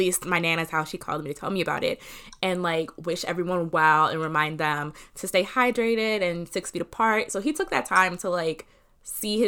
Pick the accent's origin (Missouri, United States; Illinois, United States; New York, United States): Illinois, United States; we're both from Illinois